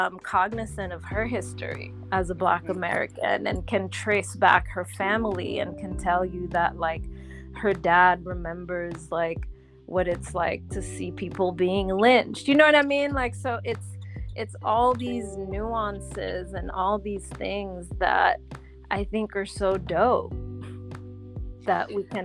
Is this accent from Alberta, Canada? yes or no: no; Montreal, Quebec, Canada; also born or lived in Haiti; now in New York, United States; I'm Canadian. I was born in Montreal from Haitian parents. And I've lived in Haiti. I've lived in Montreal, and I'm now living in New York. So I've lived in all three places.